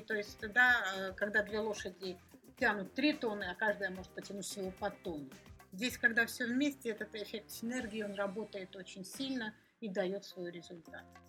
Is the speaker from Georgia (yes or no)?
yes; Georgia; я сама из Грузии